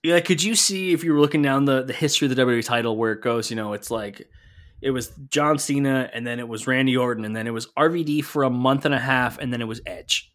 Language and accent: English; Canada; my home country of Canada